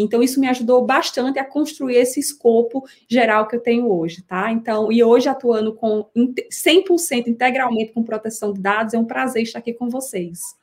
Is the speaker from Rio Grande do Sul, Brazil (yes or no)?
no; Recife, Pernambuco, Brazil; accent: Northeastern; moved away as an adult; now in São Paulo, Brazil; eu sou natural de Recife, sotaque, vocês vão escutar alguns regionalismos